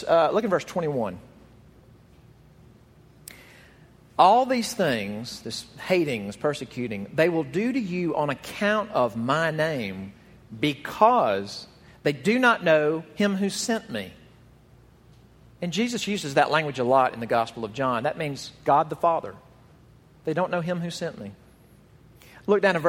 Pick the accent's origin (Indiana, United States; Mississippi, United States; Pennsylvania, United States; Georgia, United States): Mississippi, United States; Jackson; the church where I grew up in Jackson, Mississippi